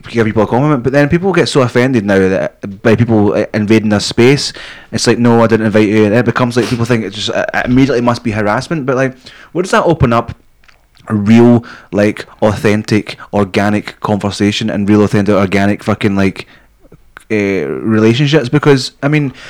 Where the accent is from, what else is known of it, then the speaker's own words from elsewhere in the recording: Scotland, United Kingdom; moved away; also born or lived in England; being Scottish